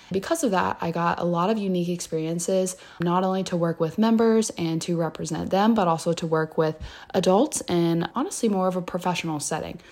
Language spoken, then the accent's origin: English; Louisville, Kentucky, United States; I am from Louisville, Kentucky